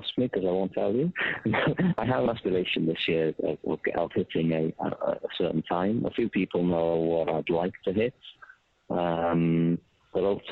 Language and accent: English; Wales, United Kingdom; I'm Welsh